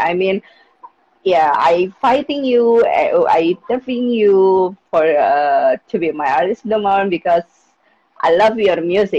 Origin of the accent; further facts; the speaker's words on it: Jakarta, Indonesia; English is a second language; from Jakarta, Indonesia. I'm an indie podcaster, of course.